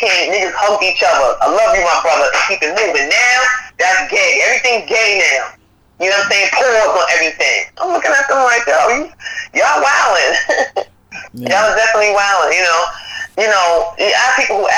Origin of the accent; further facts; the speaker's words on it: New York City, New York, United States; I'm from South Jamaica, Queens, where we had a big backyard